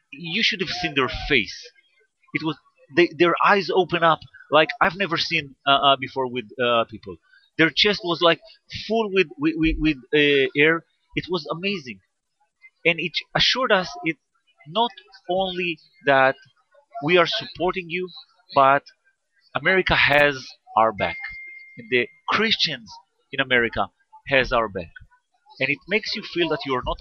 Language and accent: English; near Nazareth, Northern District, Israel; Actually, I grew up near Nazareth and I live like 15 minutes from uh, Nazareth.